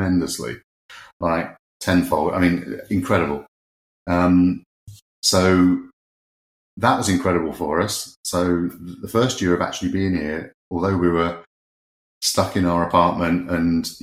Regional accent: United Kingdom; moved away; being a Brit abroad

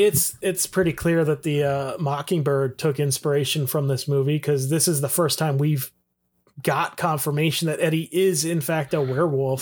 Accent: Toledo, Ohio, United States; I'm from the Toledo area

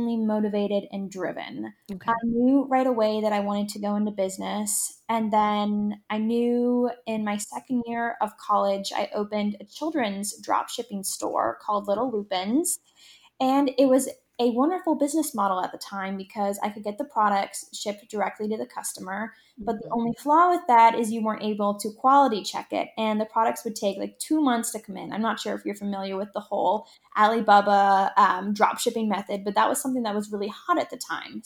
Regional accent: Bayfield, Ontario, Canada; moved away; also born or lived in Toronto, Canada; I was born and raised in Bayfield, Ontario, which is a small coastal village right on the water

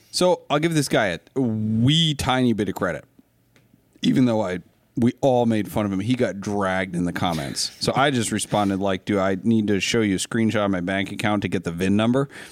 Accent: Lincoln County, Maine, United States; I grew up in Lincoln County, Maine

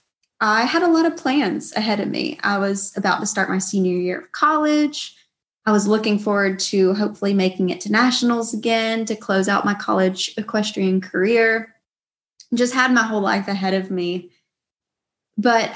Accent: Georgia, United States; I grew up in Georgia. I've lived here in Georgia all my life

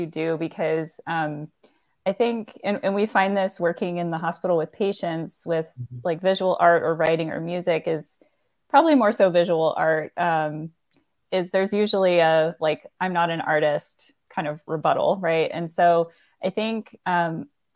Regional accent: Florida, United States; I grew up in Florida near beaches, and it's been a huge part of my life

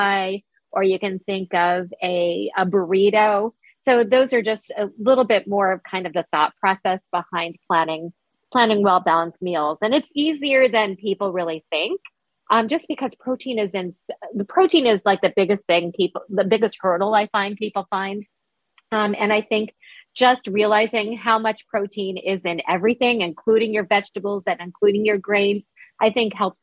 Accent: New York, United States; I'm a New Yorker

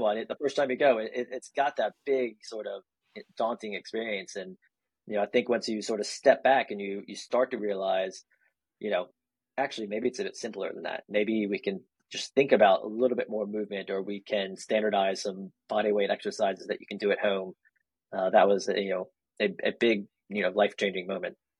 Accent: North Carolina, United States; also born or lived in Kansas / Germany; spent a few years there before settling into North Carolina for most of my childhood

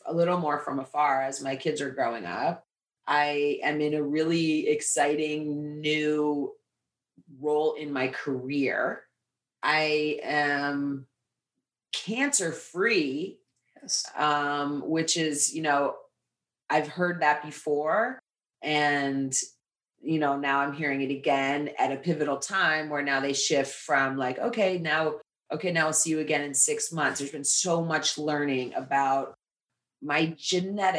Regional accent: Lenox, Massachusetts, United States; moved away as an adult; now in New York City, United States; I came from Western Massachusetts. My father was a musician. I grew up in this kind of intellectual New England. New Yorkers would come in to visit for the arts in the summer and to ski in the winter. Really cute little town called Lenox, Massachusetts

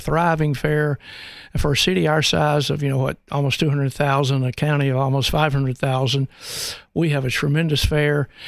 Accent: Birmingham, Alabama, United States; now in Knoxville, United States; I grew up in the Al, in the Alabama and Birmingham area

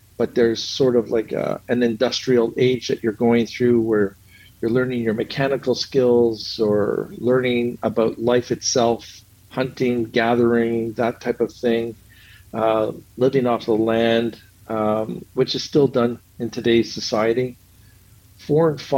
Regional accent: Montreal, Quebec, Canada; I grew up in Montreal, Quebec, Canada

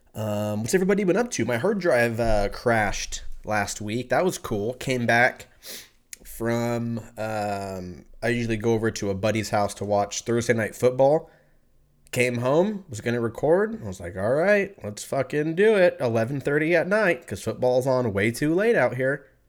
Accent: California, United States; moved away as an adult; now in Texas, United States; I'm from California

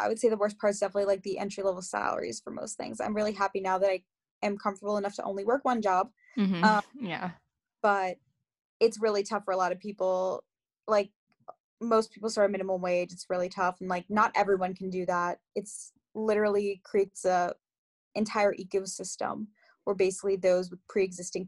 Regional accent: Long Island, New York, United States; also born or lived in Queens, New York / North Carolina; now in New York City, United States; I was born and raised in New York. I was born in Queens, raised on Long Island

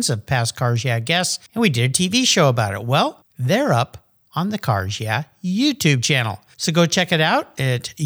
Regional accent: La Jolla, California, United States; now in Gig Harbor, United States; my hometown of beautiful La Jolla, California

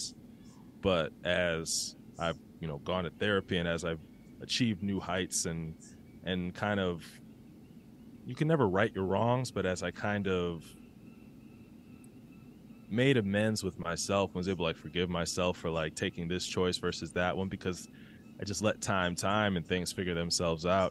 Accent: Milwaukee, Wisconsin, United States; moved away as an adult; now in Chicago, United States; I'm from Milwaukee.

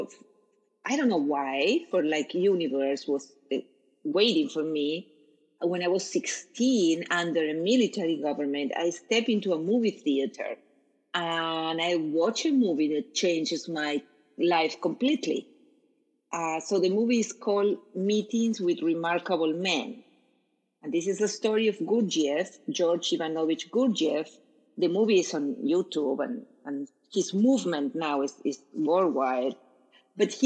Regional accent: Córdoba, Argentina; English is a second language; moved away as an adult; now in Miami, United States; I am Argentinian. I was born in Cordoba, Argentina. And when I was growing up, there was a military government in my country.

